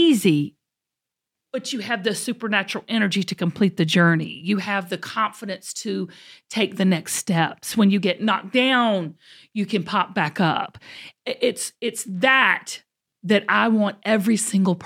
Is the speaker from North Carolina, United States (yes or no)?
no; Georgia, United States; we're both Georgia peaches. You know, we're both from the South. We're both from Georgia.